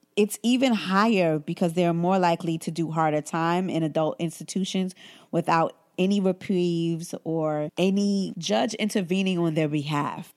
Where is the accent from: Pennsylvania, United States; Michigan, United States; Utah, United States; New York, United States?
New York, United States; New York City; growing up in Brooklyn and growing up in Bed Stuy, Brooklyn